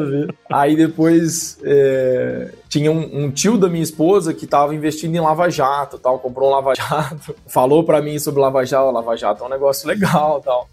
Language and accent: Portuguese; São José do Rio Preto, São Paulo, Brazil; also born or lived in Viçosa, Minas Gerais; Sou aqui do interior de São Paulo, noroeste aqui do estado, São José do Rio Preto.